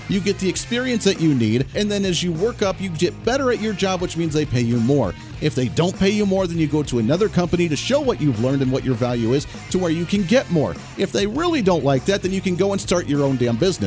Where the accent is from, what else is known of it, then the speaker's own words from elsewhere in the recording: Kansas, United States; my home state where my flagship station is here in Kansas